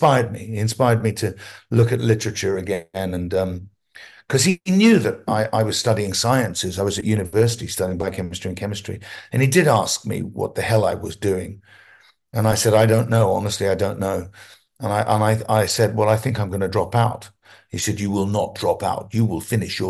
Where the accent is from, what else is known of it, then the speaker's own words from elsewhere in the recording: London, United Kingdom; also born or lived in Hampstead, England / Wales / America; I was brought up in almost a Welsh commune, if you like, in North London.